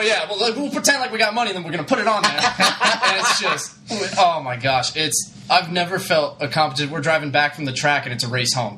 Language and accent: English; Chandler, Arizona, United States; also born or lived in Albany; Growing up in Arizona, I was like little, little white guy from from Chandler, Arizona